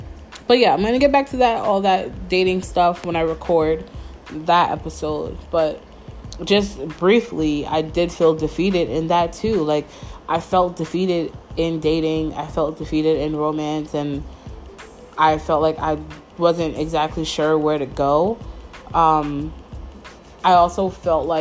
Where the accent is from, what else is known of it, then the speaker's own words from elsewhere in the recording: Mount Vernon, New York, United States; moved away as an adult; I haven't lived in New York City or like in my hometown of Mount Vernon for 6 years.